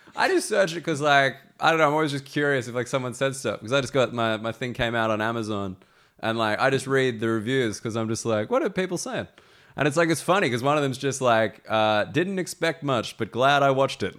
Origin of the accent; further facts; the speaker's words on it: Sydney, New South Wales, Australia; accent: Australian; moved away as an adult; now in London, United Kingdom; I say that I'm Australian